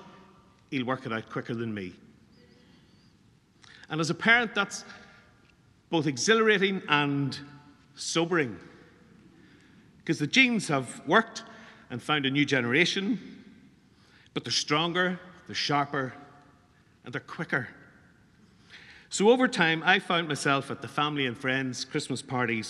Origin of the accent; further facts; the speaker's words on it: Newry, Northern Ireland, United Kingdom; We come down from Newry to Dublin for a big competition when I was about 17